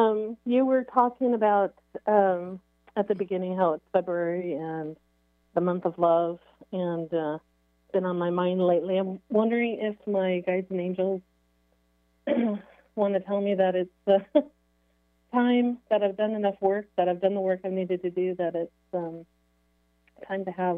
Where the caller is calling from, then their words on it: Marysville, Washington, United States; I'm calling in from Marysville, Washington.